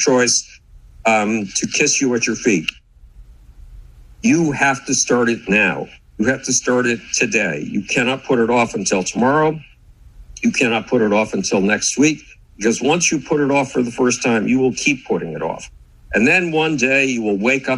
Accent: Buffalo, New York, United States; moved away; Buffalo, New York, my hometown

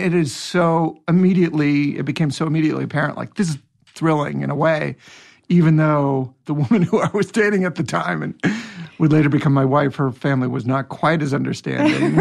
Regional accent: Seattle, Washington, United States; moved away; also born or lived in Bellingham, Washington; I grew up in Seattle

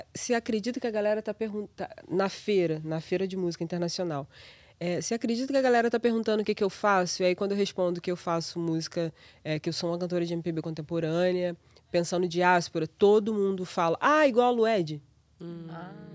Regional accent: Paraíba do Sul, Rio de Janeiro, Brazil; moved away as an adult; now in New York, United States; Eu sou de Paraíba do Sul, de uma cidade minúscula no interior do Rio

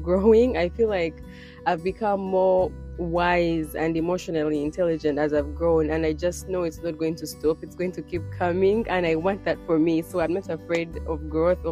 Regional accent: Kampala, Central Region, Uganda; now in United States; I was born and raised in Uganda, Kampala, Uganda. And I currently live in the United States.

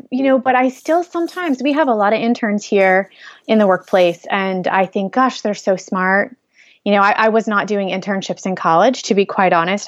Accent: Bridgeport, Connecticut, United States; also born or lived in Fairfield, Connecticut; I was born in Fairfield, Connecticut, Bridgeport, Connecticut, actually, um, which is the southern tip of Connecticut, close to New York City

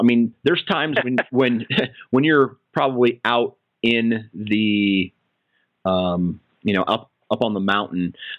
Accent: Iowa, United States; I'm a flatlander. I'm from Iowa.

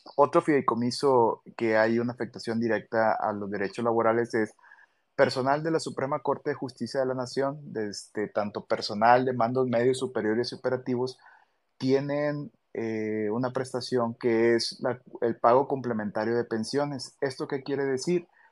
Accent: Monterrey, Nuevo León, Mexico; moved away as an adult; now in Culiacán, Mexico; Yo soy de, de, de Monterrey, Nuevo León, nacido allá en, en, en ese hermoso estado, y por necesidades de servicio y por invitación me tuve que venir a trabajar acá en Culiacán, Sinaloa

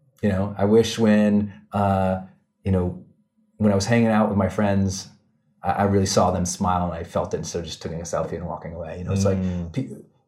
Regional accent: Montana, United States; I'm from Montana. We're outdoor people

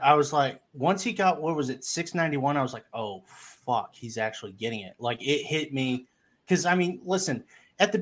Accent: Texas Rangers fan country, United States; I grew up in Ranger, you know, fan country

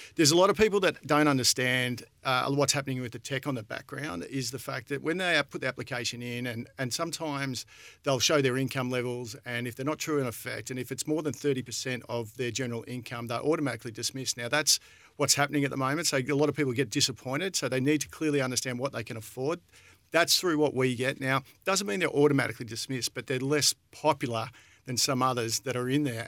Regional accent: Alexandra, Victoria, Australia; moved away; I'm born and bred in Alexandra

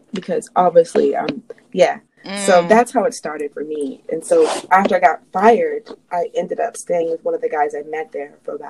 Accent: South Carolina, United States; growing up in South Carolina

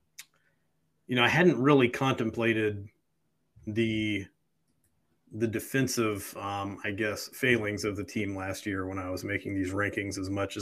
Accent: Bay Area of California, United States; I grew up in the Bay Area of California, home to many a Sizzler

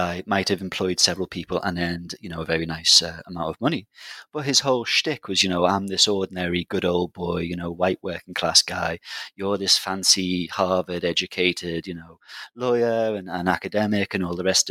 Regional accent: Liverpool, North West England, United Kingdom; I'm from Liverpool, which is a big city in the UK

